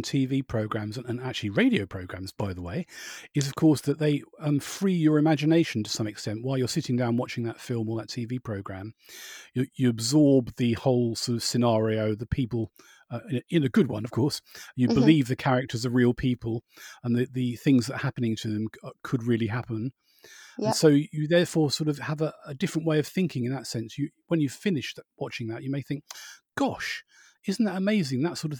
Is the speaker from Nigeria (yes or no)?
no; Borehamwood, East of England, United Kingdom; where I was brought up in Boreham Wood, at the time they had about six film studios.